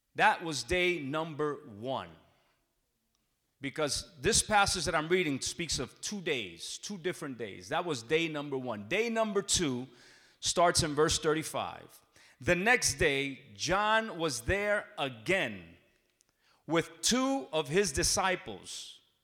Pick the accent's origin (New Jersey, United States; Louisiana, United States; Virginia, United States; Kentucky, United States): New Jersey, United States; I'm born and raised in New Jersey. My parents are from Puerto Rico. I say I'm a Jersey Rican